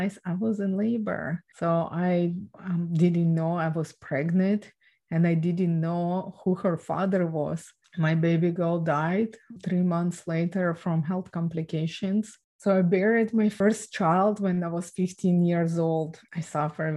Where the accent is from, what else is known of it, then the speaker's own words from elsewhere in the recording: Ukraine; I was born and raised in Ukraine